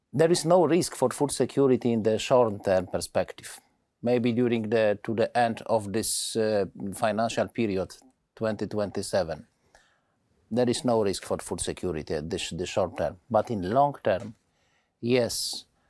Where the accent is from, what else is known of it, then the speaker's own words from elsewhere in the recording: Poland; my home country, Poland